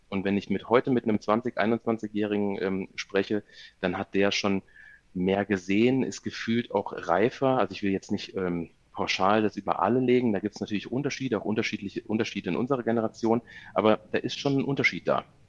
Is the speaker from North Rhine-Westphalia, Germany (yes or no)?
no; near Koblenz, Rhineland-Palatinate, Germany; moved away as an adult; now in Munich, Germany; Ich komme gebürtig aus der Nähe von Koblenz